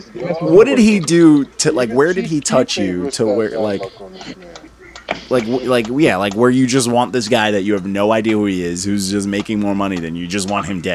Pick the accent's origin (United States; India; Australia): United States; Brooklyn, New York; Yeah. I'm from New York City. I'm from Brooklyn. Bed-Stuy.